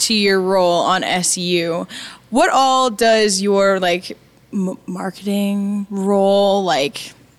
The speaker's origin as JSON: {"language": "English", "region": "Alberta", "country": "Canada", "said": "I'm not the only Albertan here anymore."}